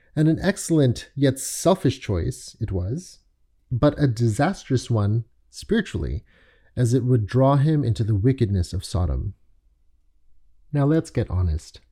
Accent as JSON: {"language": "English", "town": "Toronto", "region": "Ontario", "country": "Canada", "tie": "born or raised there", "also_born_or_lived": "London, Ontario / Richmond Hill", "said": "spent my childhood in Toronto, and the majority of my youth and adult life have been spent in a suburb just north of Toronto called Richmond Hill"}